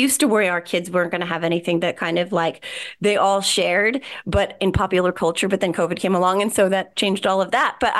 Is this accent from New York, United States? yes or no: no; Whippany, New Jersey, United States; In Morris County, New Jersey, Whippany, New Jersey.